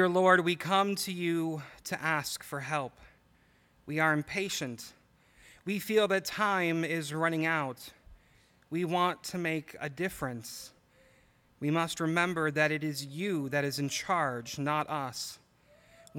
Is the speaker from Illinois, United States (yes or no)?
yes; suburbs of Chicago, Illinois, United States; now in Michigan, United States; I'm originally from Illinois and lived in the suburbs of Chicago